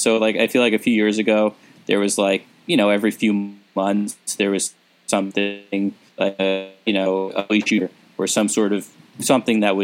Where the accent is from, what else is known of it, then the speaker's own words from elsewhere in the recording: New York, United States; growing up in New York and around New York